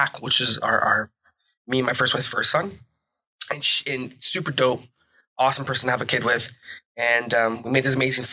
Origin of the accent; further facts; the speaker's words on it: Belleville, Ontario, Canada; also born or lived in Brampton; Belleville is my hometown based on the amount of years I've actually lived in one place at one time. Mm-hmm. But I'm originally from Brampton